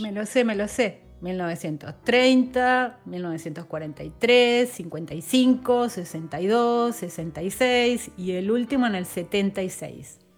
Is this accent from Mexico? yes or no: no; southern Entre Ríos, Argentina; nací y crecí en el sur de Entre Ríos